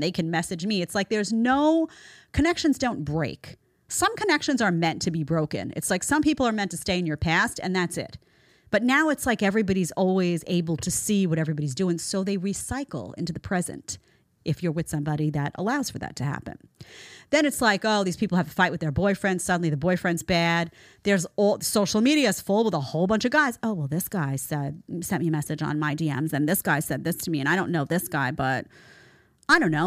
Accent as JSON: {"language": "English", "region": "New York", "country": "United States", "said": "I'm a New Yorker"}